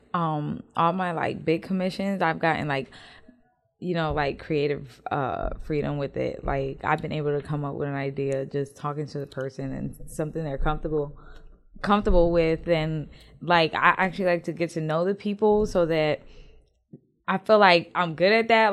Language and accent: English; the North, United States; accent: northern; now in Houston, United States; my northern accent